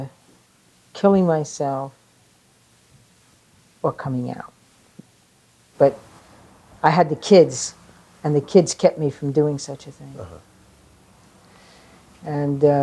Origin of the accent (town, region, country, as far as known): New York, United States; born or raised there; also born or lived in Staten Island